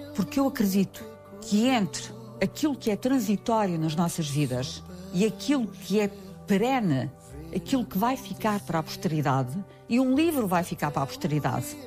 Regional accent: Vila Nova de Gaia, Norte, Portugal; moved away as an adult; also born or lived in Macau; now in Lisbon, Portugal; Quando venho de Macau, volto ao Monte da Virgem

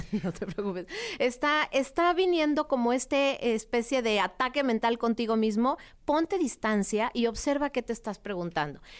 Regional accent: Mexico City, Mexico; Viví primero en una que se llamaba, se llamaba Prado Churbusco y después en San Ángel

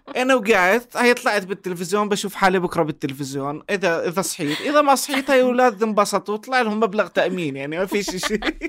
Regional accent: Jordan; عندنا بالاردن

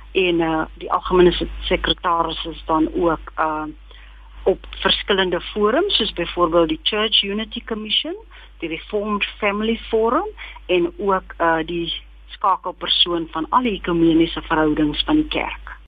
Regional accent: Kimberley, Northern Cape, South Africa; ek is gebore en grootgeword in Kimberley waar ek my skoolloopbaan voltooi

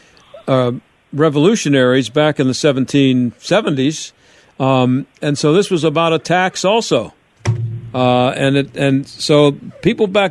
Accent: Scott Township, Pennsylvania, United States; I grew up in Scott Township

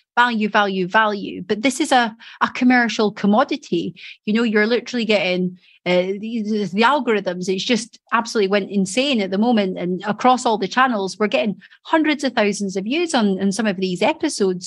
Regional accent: Edinburgh, Scotland, United Kingdom; moved away as an adult; now in Doncaster, United Kingdom; I came from Edinburgh.

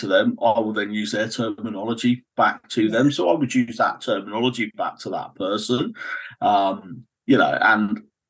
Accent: Cornwall, South West England, United Kingdom; So I grew up in Cornwall.

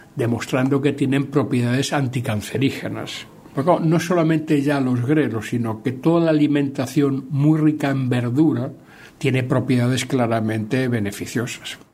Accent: Galicia, Spain; lo que nosotros comemos en Galicia

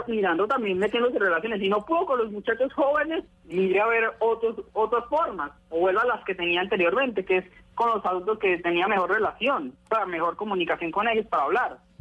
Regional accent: Armenia, Quindío, Colombia; now in Pereira, Colombia; Yo vivo en Pereira, pero yo nací en Armenia

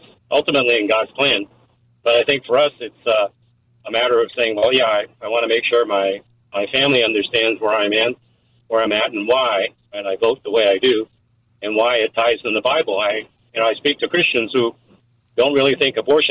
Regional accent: Taiwan; moved away; I'm Chinese, or I'm from Taiwan

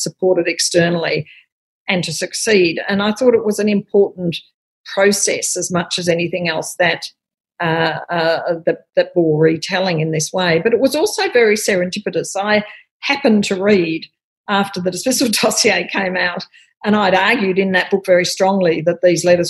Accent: Australia; as an Australian

